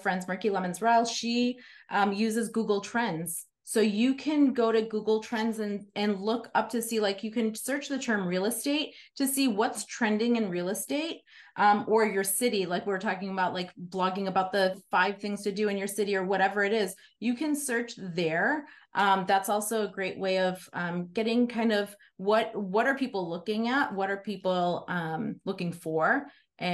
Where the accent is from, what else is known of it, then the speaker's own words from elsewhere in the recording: Chicago, Illinois, United States; now in Fountain Hills, United States; I grew up in Chicago.